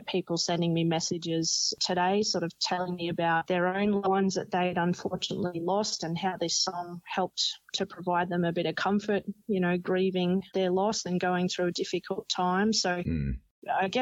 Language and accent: English; Oberon, New South Wales, Australia; I grew up in Oberon too, which is quite a small community